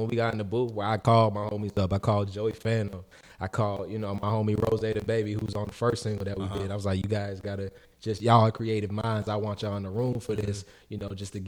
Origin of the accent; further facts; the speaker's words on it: Radcliff, Kentucky, United States; also born or lived in Brandenburg, Kentucky; just a kid from Radcliffe, because it literally started just being a kid from Radcliffe that loved the music game, you know? And even before that, I was a kid from Brandenburg. I went to Meade County